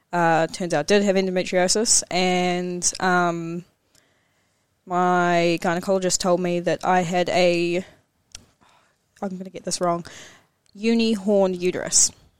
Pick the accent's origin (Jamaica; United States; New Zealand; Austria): New Zealand; Hamilton, Waikato; I grew up in Hamilton, always lived in Hamilton